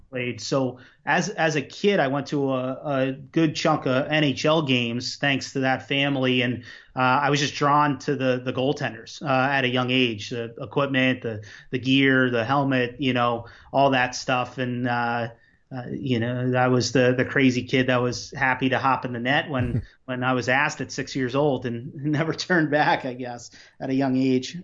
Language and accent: English; Long Island, New York, United States; I grew up on Long Island